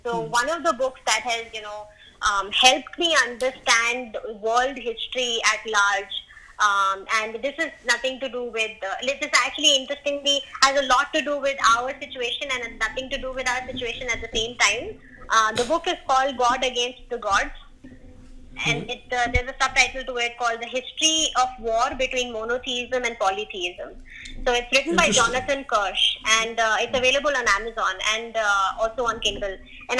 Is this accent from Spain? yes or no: no; India; As a Indian, every single Indian needs to listen